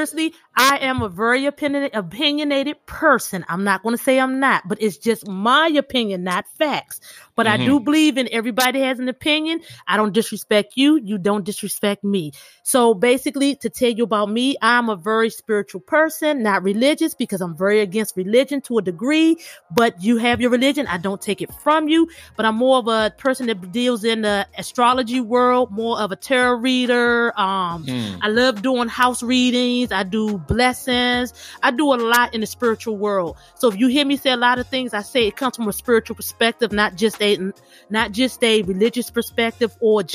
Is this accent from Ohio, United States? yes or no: no; Sumter, South Carolina, United States; moved away; also born or lived in Washington, D.C.; I spent most of my childhood in South Carolina, my favorite place, which is a little town called Sumter